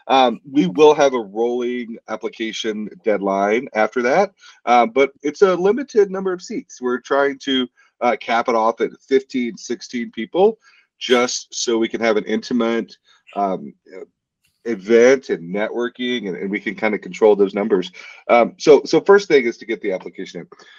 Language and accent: English; South Louisiana, United States; now in Missoula, United States; I'm from South Louisiana